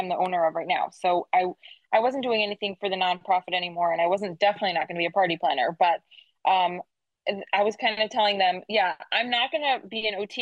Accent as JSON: {"language": "English", "town": "Detroit", "region": "Michigan", "country": "United States", "moved": "as an adult", "lives_now": "Hollywood, United States", "said": "I'm from Detroit originally"}